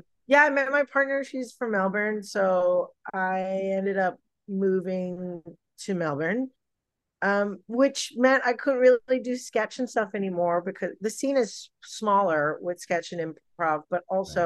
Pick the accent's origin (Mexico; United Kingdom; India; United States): India; blame it on being Indian, blame it on my Bollywood influences.